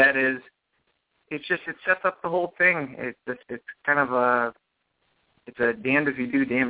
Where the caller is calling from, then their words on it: Minnesota, United States; I'm calling from Minnesota.